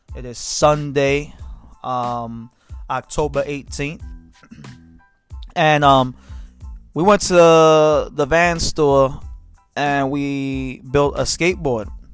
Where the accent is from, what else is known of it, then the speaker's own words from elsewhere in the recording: New York City, New York, United States; now in Pennsylvania, United States; I'm from Brooklyn, New York.